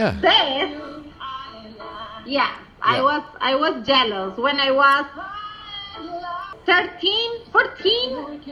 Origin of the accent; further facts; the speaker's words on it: Colombia; I am from Colombia.